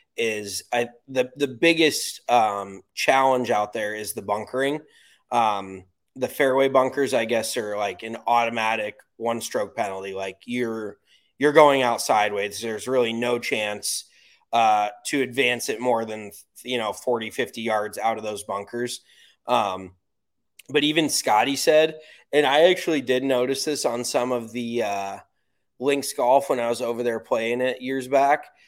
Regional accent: United States; I'm American

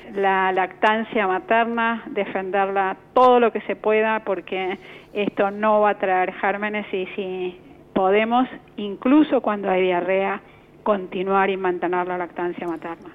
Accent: Argentina; como población argentina

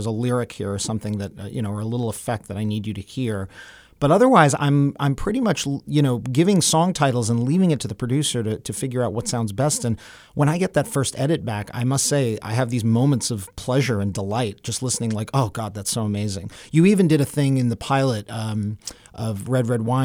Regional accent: New York City, New York, United States; growing up in New York City

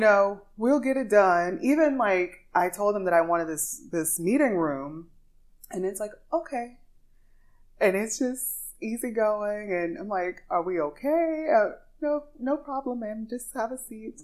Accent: Louisiana, United States; now in Dubai, United Arab Emirates; grew up in the church, so I'm singing gospel, classical, a little jazz because I'm from Louisiana

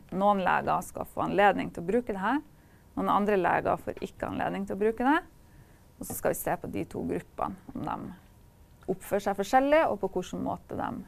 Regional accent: Kirkenes, Finnmark, Norway; jeg er fra Kirkenes.

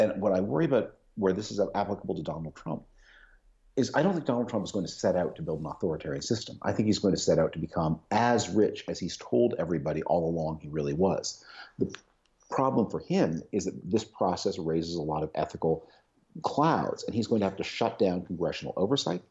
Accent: Canada; moved away; also born or lived in United Kingdom; I was born in Canada, and I run a think tank in the United Kingdom

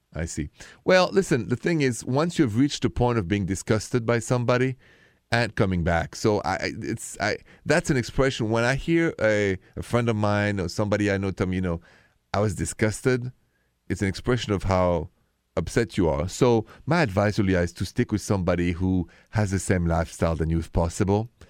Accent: France; accent: French; English is a second language; with my French accent

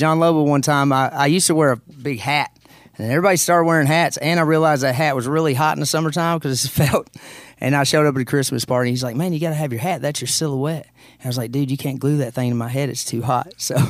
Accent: Caneyville, Kentucky, United States; I did. I grew up in Caneyville, Kentucky.

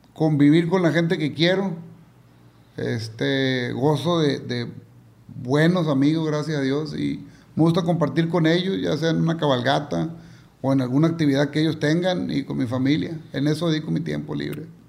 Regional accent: Culiacán, Sinaloa, Mexico; Salí, de aquí de Culiacán, compa, llegué a Nueva York

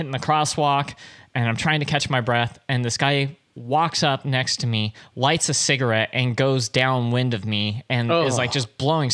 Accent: Anaheim, California, United States; I grew up in in Anaheim, which is mostly flat

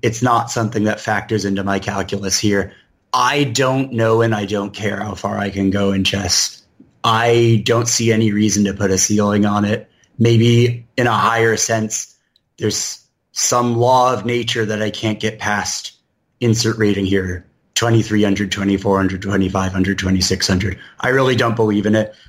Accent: Portland, Oregon, United States; also born or lived in San Francisco Bay Area, California / Chicago, Illinois; I'm an Oregon kid from the start. Uh, my, I was born in the Bay Area, like about half of Oregon was, but uh, my parents moved here when I was just a couple months old, and uh, I grew up in the suburbs

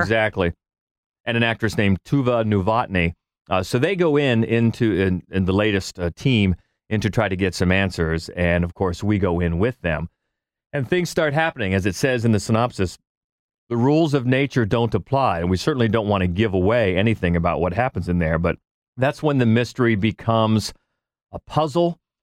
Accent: United States; as an American

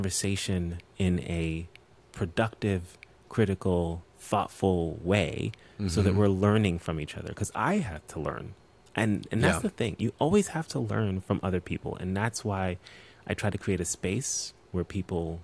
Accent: New York, United States; I'm from New York, born and raised

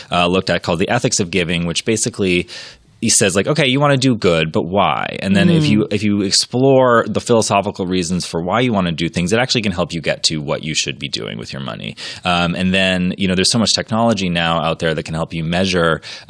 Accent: Maine, United States; I'm from Maine.

